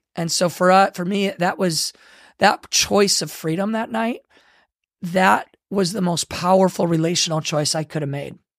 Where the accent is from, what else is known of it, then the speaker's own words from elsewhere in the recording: Michigan, United States; moved away; I grew up in Michigan